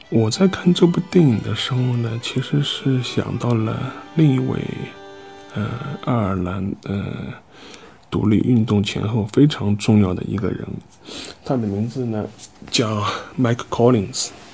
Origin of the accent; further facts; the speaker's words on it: China; 我作为一个中国人